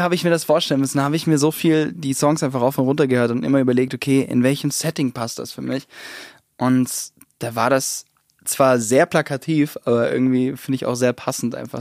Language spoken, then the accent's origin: German; Southern Germany, Germany; also born or lived in United States; bin ich in Süddeutschland eben groß geworden